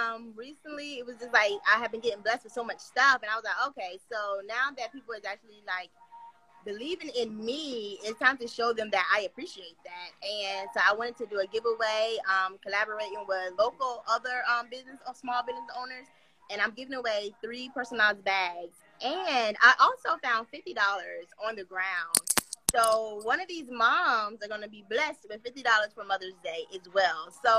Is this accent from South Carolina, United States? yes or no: yes; South Carolina, United States; South Carolina, something.